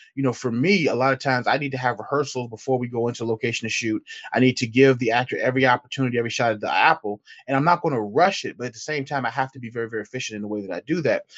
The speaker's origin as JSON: {"language": "English", "town": "Petersburg", "region": "Virginia", "country": "United States", "tie": "born or raised there", "lives_now": "Richmond, United States", "said": "I'm born and raised in, uh, Petersburg, Virginia"}